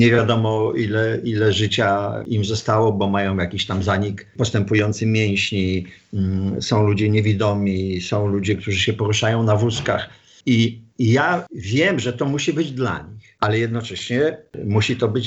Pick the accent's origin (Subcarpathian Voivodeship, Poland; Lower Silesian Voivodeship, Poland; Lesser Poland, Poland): Lower Silesian Voivodeship, Poland; Wrocław; Jestem stąd, z Wrocławia.